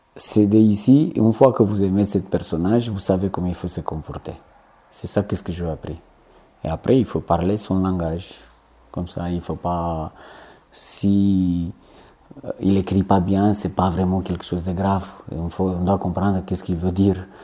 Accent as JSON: {"language": "French", "country": "Romania", "also_born_or_lived": "French Guiana / Corsica", "second_language": "French", "moved": "as an adult", "lives_now": "Calvi, France"}